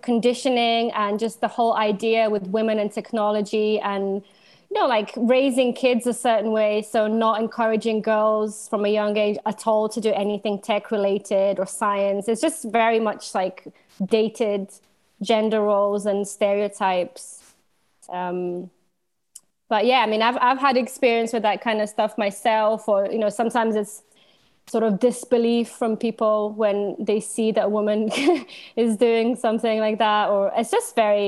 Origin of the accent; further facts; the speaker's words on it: Ljubljana, Slovenia; moved away as an adult; also born or lived in London; now in Glasgow, United Kingdom; So I'm originally from Slovenia. I'm from Ljubljana, Slovenia